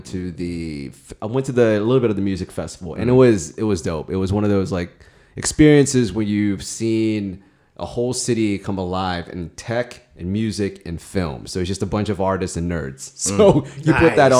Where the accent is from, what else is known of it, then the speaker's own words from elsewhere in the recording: Santa Barbara, California, United States; also born or lived in Philippines / Australia; I moved to Santa Barbara and then grew up in Santa Barbara until I went to UCSB